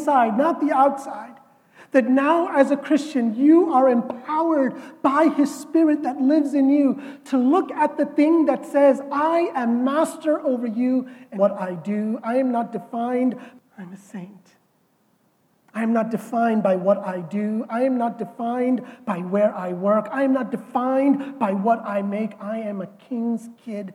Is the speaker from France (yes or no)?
no; India; I am Indian